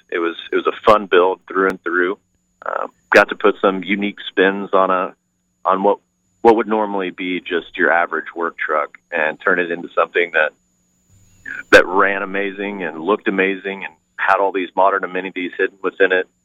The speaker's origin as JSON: {"language": "English", "town": "Clay Center", "region": "Kansas", "country": "United States", "tie": "born or raised there", "also_born_or_lived": "Gardner, Kansas", "said": "I grew up in Kansas, Clay Center, Kansas"}